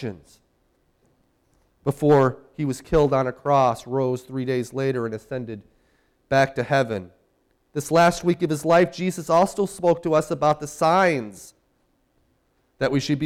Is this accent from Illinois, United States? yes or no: yes; Chicago, Illinois, United States; now in Spokane, United States; my hometown of Chicago